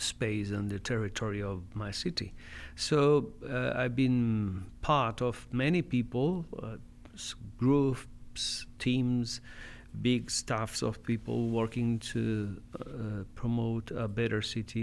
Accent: Medellin, Antioquia, Colombia; I was born and have lived all my life in Medellin

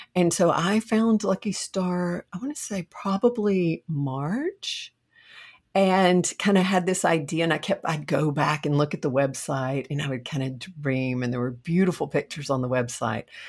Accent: Buckholts, Texas, United States; I grew up in a very small town in Texas, Buckholz, Texas.

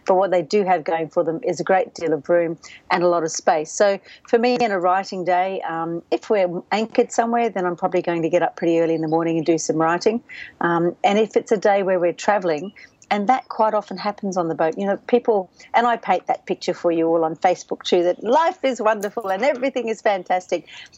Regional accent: Canada; born there; My mother gave me a slightly awkward name because I was born in Canada.

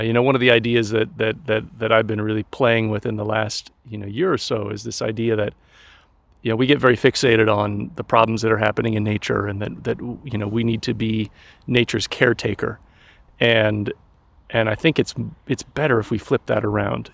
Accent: Colorado, United States; moved away as an adult; also born or lived in Scotland / China / Germany; I grew up in Colorado in the mountains

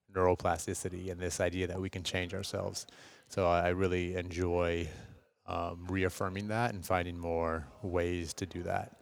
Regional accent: Seattle, Washington, United States; moved away as an adult; now in Los Angeles, United States; born and raised in West Seattle, Washington.

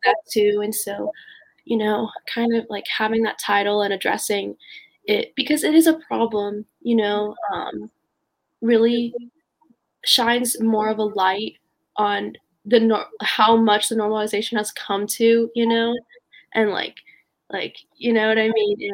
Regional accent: Raleigh, North Carolina, United States; growing up in North Carolina

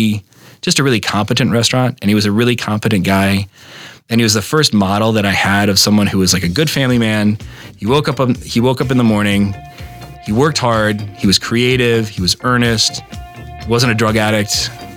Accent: Berlin, Germany; born there; you know, we were from I was born in Berlin, you know, and I had a hard time embracing the sort of Midwestern identity

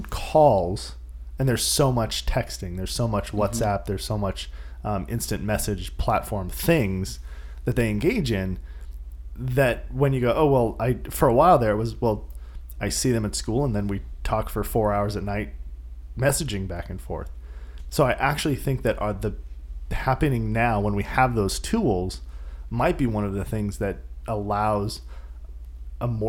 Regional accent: San Diego, California, United States; I grew up in San Diego

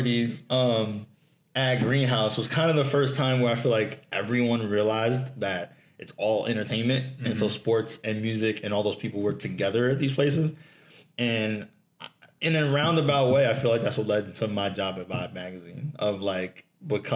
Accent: New York City, New York, United States; I grew up in Lower East Side

